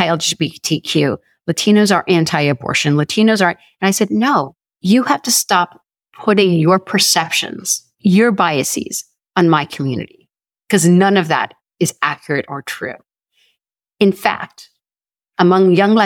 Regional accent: Sonoma, California, United States; I grew up in Sonoma, California

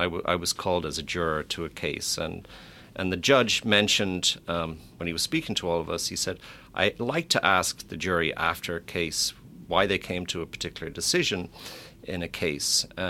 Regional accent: Ireland; Of course, I'm biased coming from Ireland

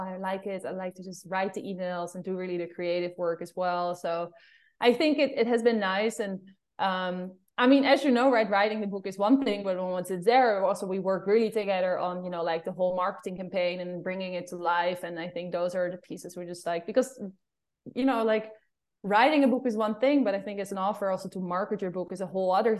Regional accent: Amsterdam, North Holland, Netherlands; accent: Amsterdam; English is a second language; moved away; It's just Amsterdam accent.

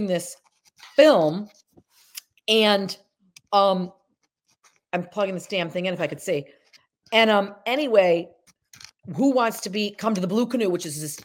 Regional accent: Syracuse, New York, United States; moved away; also born or lived in Atlantic Highlands, New Jersey; I say I'm from Syracuse to sound fancy, but really I'm from Casanova

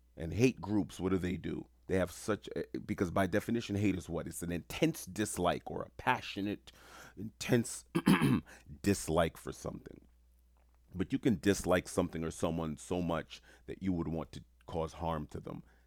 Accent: New York City, New York, United States; moved away; also born or lived in Rome / Hawaii / Florida; I'm born and raised in New York City

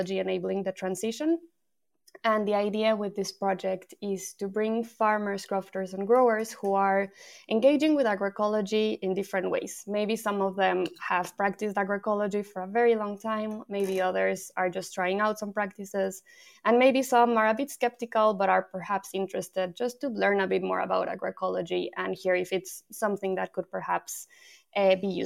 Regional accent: Mexico; moved away as an adult; also born or lived in France / Brighton; now in Edinburgh, United Kingdom; So I'm from Mexico. I moved away from Mexico 10 years ago, but I first moved to France.

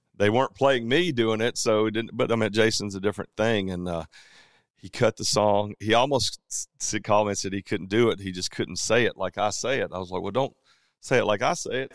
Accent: Georgia, United States; We're all from Georgia

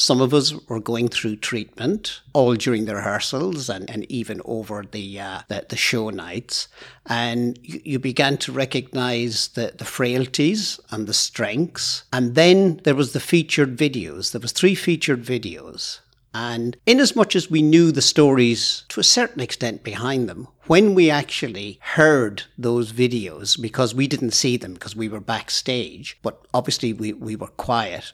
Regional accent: Ireland; moved away as an adult; now in Aboyne, United Kingdom; probably noticed from my accent that I'm not Scottish. I was born in Ireland, but I've lived in Aboyne for over thirty years

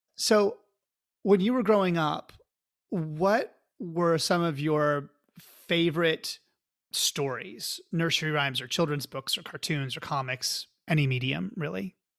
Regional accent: Oklahoma, United States; now in California, United States; I'm from Oklahoma

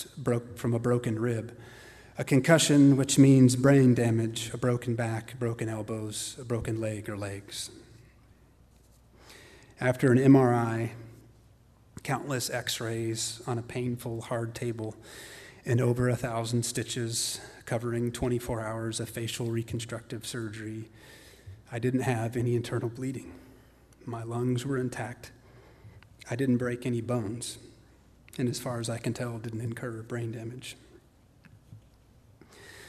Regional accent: Carrollton, Texas, United States; Growing up in Carrollton, my childhood was a middle-class, stereotypical, urban, suburban upbringing

